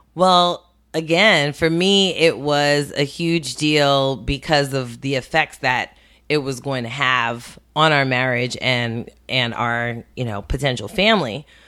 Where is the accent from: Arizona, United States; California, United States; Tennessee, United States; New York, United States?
New York, United States; New York City; also born or lived in Westchester; spent most of my childhood in Brooklyn, um, grew up, um, in East New York